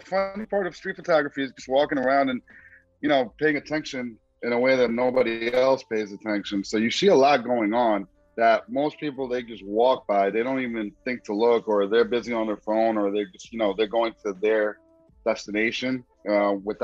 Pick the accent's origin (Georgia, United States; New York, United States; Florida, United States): New York, United States; New York City; I am from Queens, New York